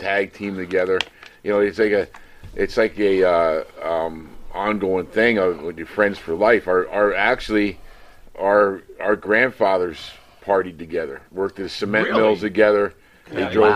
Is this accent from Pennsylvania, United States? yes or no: yes; Whitehall, Pennsylvania, United States; also born or lived in Hokendauqua, Pennsylvania; we grew up in Whitehall, outside Allentown.